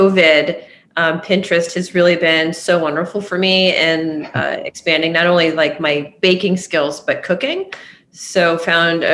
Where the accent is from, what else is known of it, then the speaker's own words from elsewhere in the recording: Boston, Massachusetts, United States; I am born and raised in Boston, where I'm talking to you right now.